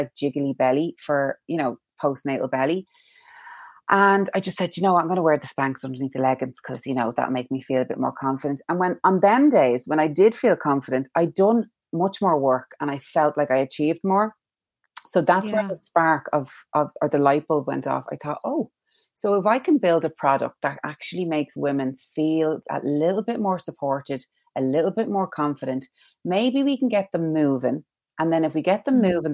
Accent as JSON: {"language": "English", "town": "Dublin", "region": "Leinster", "country": "Ireland", "moved": "yes", "lives_now": "Kilcullen? (Wilkinstown), Ireland", "said": "I'm from Tala. I'm a Talafornian. And I live in Wilkinstown now, but very proud of my Talafornian roots."}